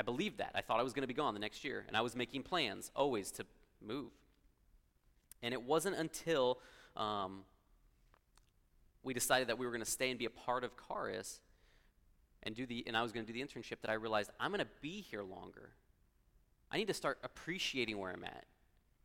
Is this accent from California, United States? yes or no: yes; Los Angeles, California, United States; moved away as an adult; also born or lived in Columbia, Missouri; now in Missouri, United States; Growing up in Los Angeles